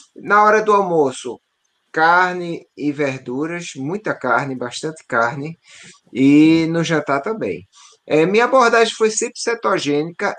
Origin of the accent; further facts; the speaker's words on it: Northeast Region, Brazil; sou nordestino